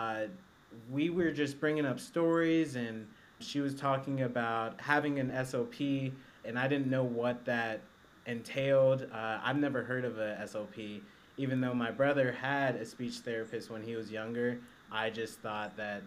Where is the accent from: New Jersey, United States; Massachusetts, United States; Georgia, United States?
Georgia, United States; Atlanta; I am from Atlanta, Georgia